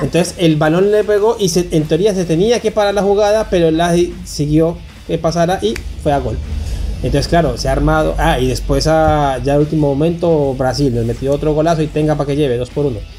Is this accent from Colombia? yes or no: yes; Calarcá, Quindío, Colombia; Calarca es nuestro pueblo natal, de todos nosotros aquí, nacimos allá